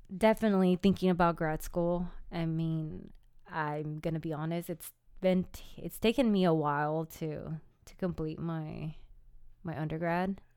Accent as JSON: {"language": "English", "region": "California", "country": "United States", "tie": "born or raised there", "said": "I was born in California. I'm Californian"}